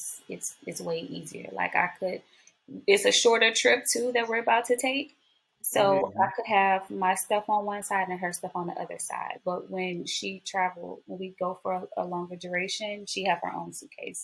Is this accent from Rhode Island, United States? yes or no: no; New Orleans, Louisiana, United States; now in Houston, United States; I'm from New Orleans.